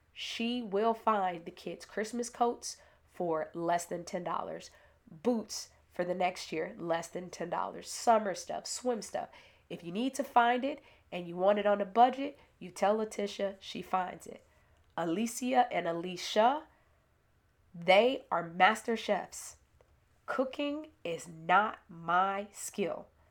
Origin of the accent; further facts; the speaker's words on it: Chicago, Illinois, United States; I was born in Inglewood, i-, in Chicago. My village consisted of Bass School